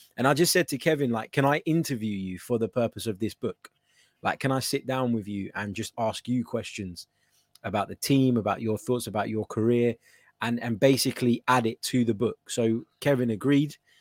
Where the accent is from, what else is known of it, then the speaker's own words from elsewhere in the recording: London, United Kingdom; I was born actually in South London